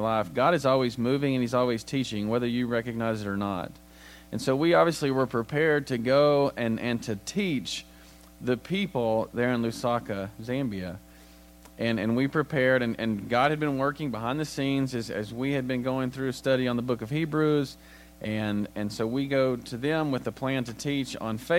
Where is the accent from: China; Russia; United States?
United States; as an American